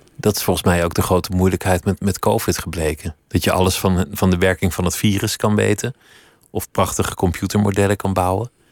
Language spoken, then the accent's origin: Dutch; Netherlands; dat we als Nederlanders gemiddeld obese zijn